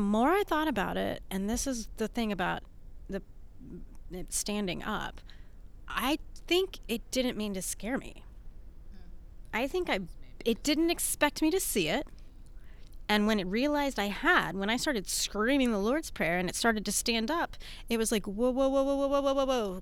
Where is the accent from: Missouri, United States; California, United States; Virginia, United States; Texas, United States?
Texas, United States; Houston; also born or lived in Atlanta; I'm from Houston